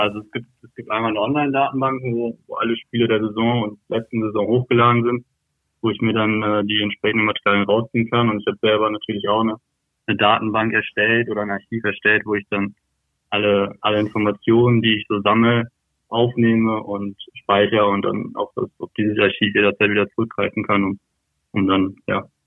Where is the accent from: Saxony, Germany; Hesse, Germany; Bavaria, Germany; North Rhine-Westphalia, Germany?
North Rhine-Westphalia, Germany; Lotte; also born or lived in Berlin; bin ich in Lotte aufgewachsen und hatte immer einen sehr, sehr engen Bezug zu Osnabrück hier